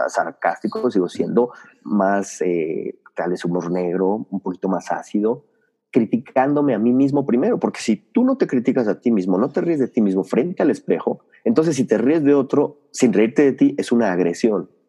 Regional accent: Mexico City, Mexico; nací en Ciudad de México, eh, soy chilango, como les dicen por allá

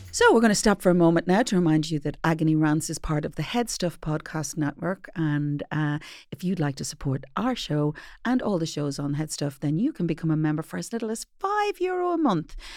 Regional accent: Ireland; I'm from Ireland

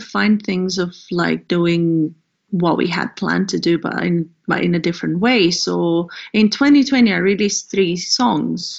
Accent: Greece; also born or lived in Amsterdam, Netherlands; now in Scotland, United Kingdom; I'm based in the UK, but I'm originally from Greece.

